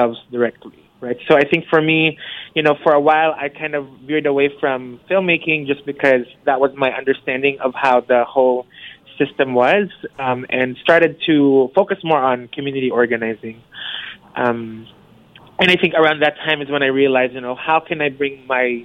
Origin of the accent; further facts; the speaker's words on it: Philippines; moved away; growing up in the Philippines